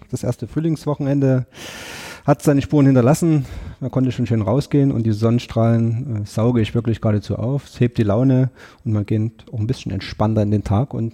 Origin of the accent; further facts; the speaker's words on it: Chemnitz, Saxony, Germany; Ich bin gebürtiger Sachse, also ich bin in Chemnitz groß geworden, meine Frau stammt aus Görlitz, wir haben uns in Dresden kennengelernt, also wir fühlen uns wirklich an vielen Orten in Sachsen zu Hause